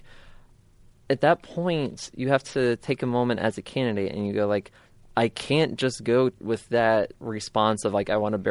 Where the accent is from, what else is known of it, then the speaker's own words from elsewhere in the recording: Manassas, Virginia, United States; I was born in Prince William Hospital in Manassas, September 30th, 1984